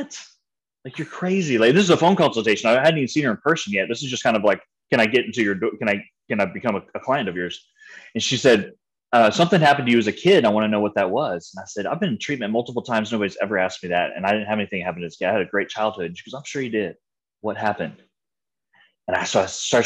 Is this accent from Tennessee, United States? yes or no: no; San Antonio, Texas, United States; also born or lived in Waco, Texas; I grew up in San Antonio, Texas